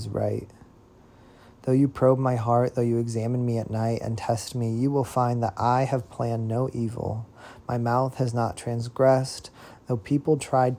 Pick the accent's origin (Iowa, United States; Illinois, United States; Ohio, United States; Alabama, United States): Illinois, United States; Central; born or raised there; now in Nashville, United States